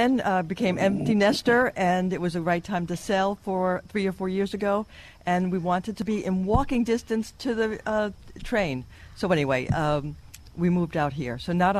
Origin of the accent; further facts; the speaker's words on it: New York City, New York, United States; also born or lived in Manhattan; now in Long Island, United States; Actually, I grew up in Queens, Douglas Manor, Queens.